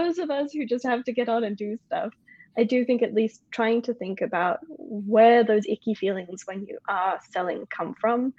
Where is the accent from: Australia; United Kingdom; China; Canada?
Australia; also born or lived in United States; now in France; I'm in France, I'm an Australian, I didn't culturally grow up American, I spent a long time there